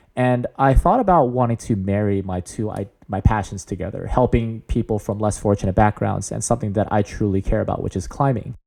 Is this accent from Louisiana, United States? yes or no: no; San Jose, California, United States; I'm born and raised in the Bay Area